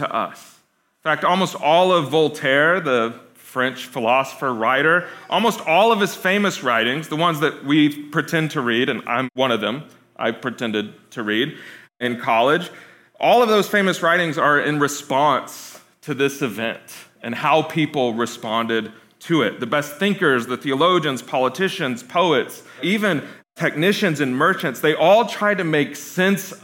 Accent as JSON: {"language": "English", "region": "Lisbon", "country": "Portugal", "tie": "born or raised there", "moved": "yes", "said": "my hometown, my home city, which is Lisbon, Portugal"}